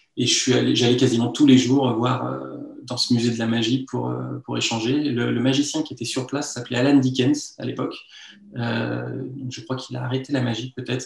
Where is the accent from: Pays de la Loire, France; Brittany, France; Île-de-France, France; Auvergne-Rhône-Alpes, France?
Auvergne-Rhône-Alpes, France; Lyon; also born or lived in Rouen; je suis né à Lyon, j'ai grandi à Lyon